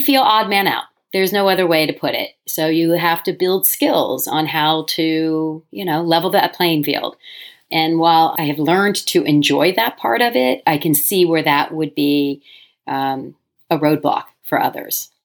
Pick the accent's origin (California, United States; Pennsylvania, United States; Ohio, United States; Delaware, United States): Delaware, United States; moved away as an adult; also born or lived in New York City; I moved back to my home state of Delaware